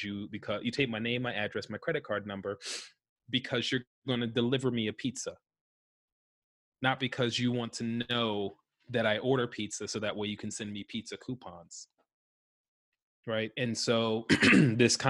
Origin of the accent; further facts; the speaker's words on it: New Jersey, United States; now in Washington, D.C., United States; I was born in New Jersey and I live in Washington, D.C. now